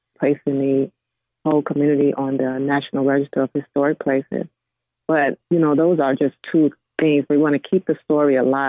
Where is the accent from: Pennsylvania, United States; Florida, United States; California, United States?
Florida, United States; I grew up actually in Florida